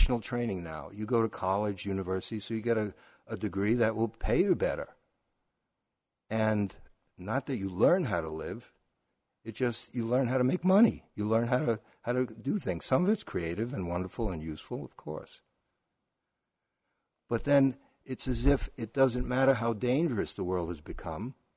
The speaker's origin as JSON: {"language": "English", "town": "New York City", "region": "New York", "country": "United States", "said": "I'm also from Brooklyn"}